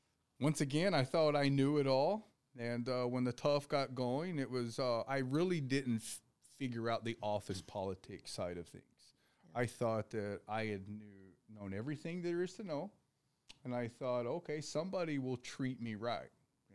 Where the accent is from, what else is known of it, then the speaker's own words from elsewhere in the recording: the South, United States; also born or lived in Tennessee; now in Phoenix, United States; I'm from the South. That's what we're taught to do is talk to everybody.